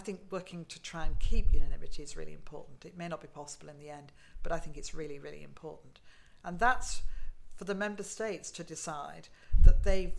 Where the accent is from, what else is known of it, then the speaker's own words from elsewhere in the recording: United Kingdom; being a Brit